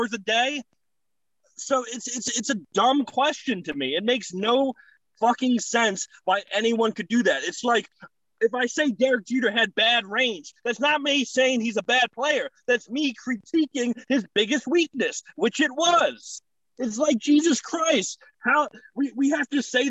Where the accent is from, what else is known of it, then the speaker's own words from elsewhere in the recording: New York, United States; as a New Yorker